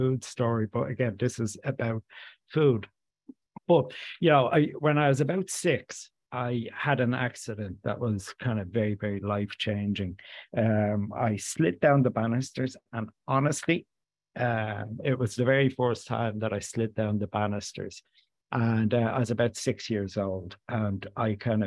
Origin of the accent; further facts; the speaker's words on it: Dublin, Leinster, Ireland; I grew up in inner city Dublin in an area just right beside Sheriff Street